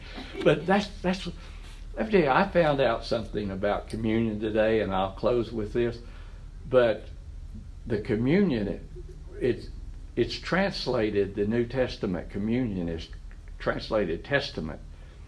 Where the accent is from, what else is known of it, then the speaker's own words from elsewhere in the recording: Oklahoma, United States; I grew up in the Assembly of God Church in other parts of Oklahoma.